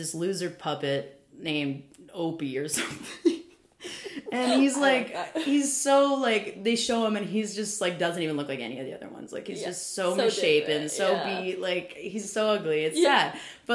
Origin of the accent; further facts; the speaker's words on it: Kentucky, United States; moved away; also born or lived in Nashville, Tennessee; I am a hillbilly from Kentucky